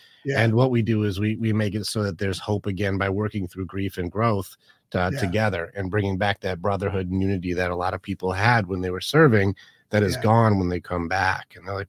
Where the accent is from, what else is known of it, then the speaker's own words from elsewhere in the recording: Detroit, Michigan, United States; No, I'm from Detroit, but it's semi irrelevant.